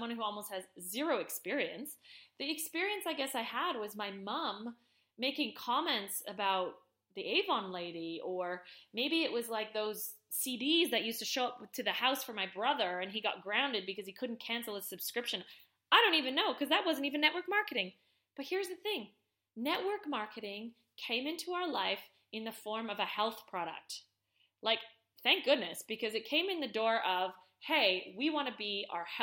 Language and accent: English; Canada; I'm Canadian